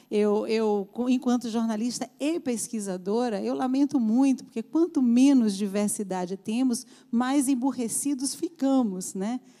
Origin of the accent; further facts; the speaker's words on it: Bahia, Brazil; eu sou baiana, mas a Bahia é um lugar a Bahia tem um jeito